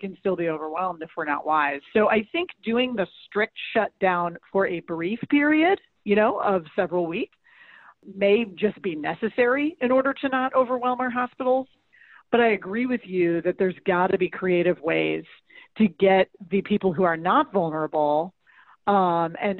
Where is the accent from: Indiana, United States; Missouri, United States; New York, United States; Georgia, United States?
Missouri, United States; St. Louis; St. Louis, my hometown